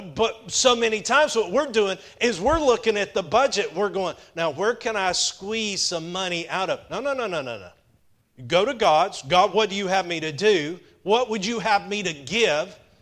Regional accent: Powder Springs, Georgia, United States; I grew up in Powder Springs, about two hours north of here

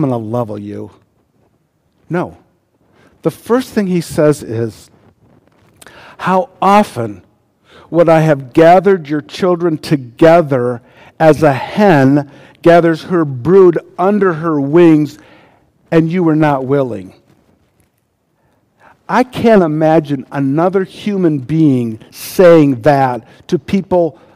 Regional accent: United States; As an American

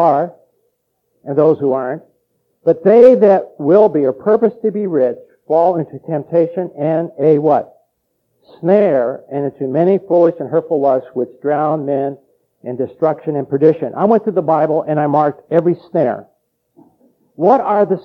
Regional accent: Los Angeles, California, United States; I grew up in Los Angeles, and we trapped, mice.

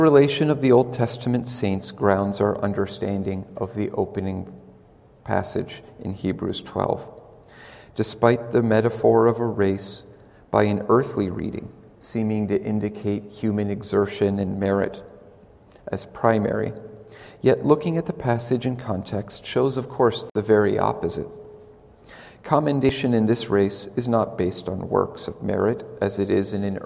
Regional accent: Cincinnati, Ohio, United States; When I was a child, I grew up in Cincinnati, Ohio

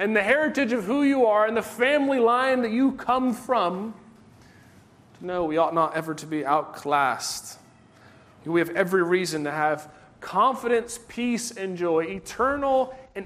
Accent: United States; We are Americans.

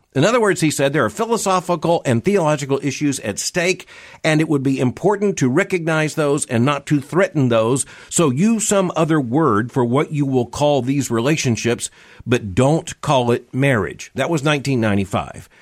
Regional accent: Florida, United States; I grew up in Florida.

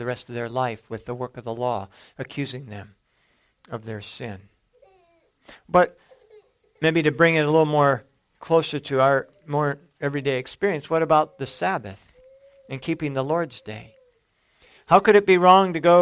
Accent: San Jose, California, United States; growing up in San Jose, California

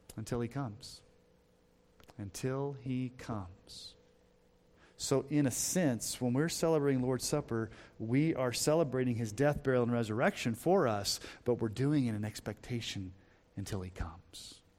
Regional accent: United States; as an American Christian

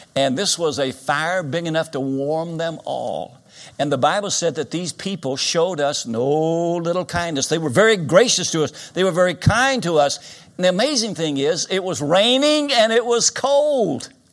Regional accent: Winchester, Kentucky, United States; Winchester, Kentucky, my hometown, I was born in this town.

